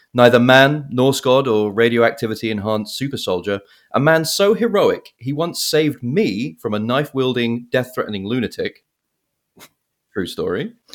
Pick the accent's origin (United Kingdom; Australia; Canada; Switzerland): United Kingdom; England; now in United States; I grew up in England